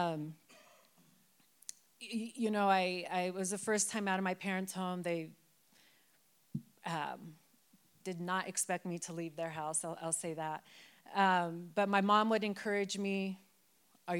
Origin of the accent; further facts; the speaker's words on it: Denver, Colorado, United States; I am born and raised in Denver, in West Denver. So I grew up on Federal